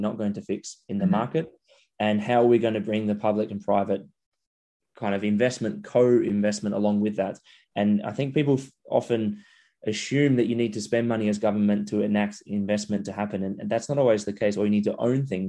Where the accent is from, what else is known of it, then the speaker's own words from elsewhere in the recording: Adelaide, South Australia, Australia; my hometown of Adelaide